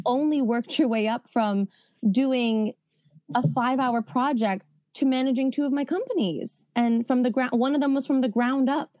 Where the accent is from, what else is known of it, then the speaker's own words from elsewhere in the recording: New York, United States; accent: New York; moved away as an adult; also born or lived in Spain; I'm from New York